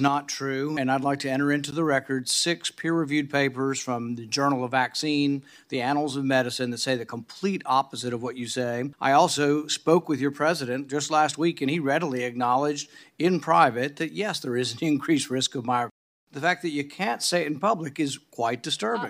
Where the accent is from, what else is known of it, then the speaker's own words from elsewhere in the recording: India; now in United States; I grew up in India